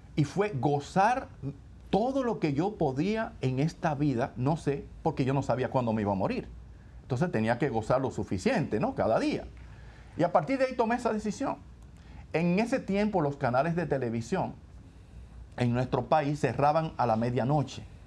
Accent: Santo Domingo, Distrito Nacional, Dominican Republic; yo eh, nací también en Santo Domingo, que es la capital de la República Dominicana. Eh, y yo crecí en una familia

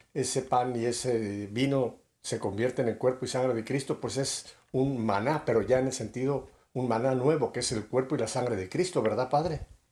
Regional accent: Mexico City, Mexico; yo soy chilango

